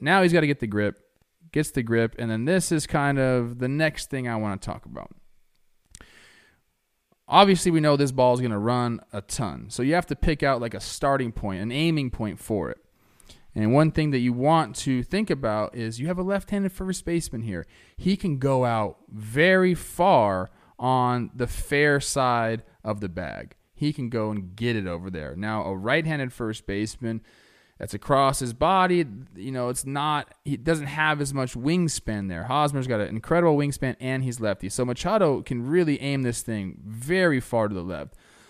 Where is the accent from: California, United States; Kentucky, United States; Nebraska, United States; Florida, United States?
Florida, United States; This is my city. I'm from Florida, baby.